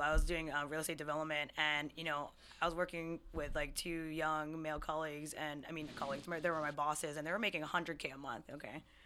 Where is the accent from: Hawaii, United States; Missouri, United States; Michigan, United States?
Hawaii, United States; moved away as an adult; now in Seattle, United States; I'm a twenty-seven-year-old native Hawaiian Filipino Chinese woman, uh, who moved to Seattle five years ago